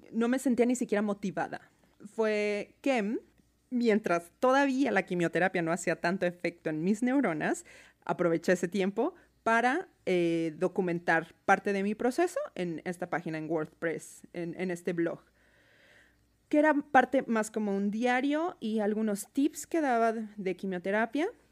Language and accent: Spanish; Mexico City, Mexico; moved away as an adult; now in Seattle, United States; Soy de México, de la Ciudad de México.